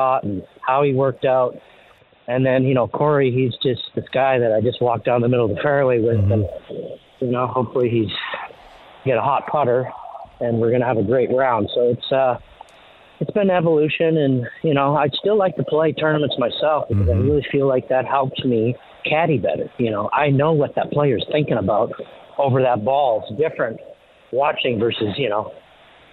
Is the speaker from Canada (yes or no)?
yes; Canada; growing up in Canada